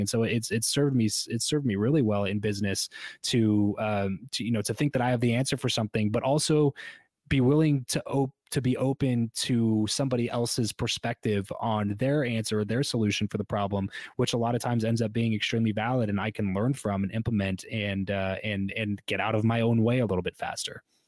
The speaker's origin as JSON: {"language": "English", "region": "Southern California", "country": "United States", "tie": "born or raised there", "also_born_or_lived": "Fresno", "moved": "as an adult", "said": "I grew up in Southern California"}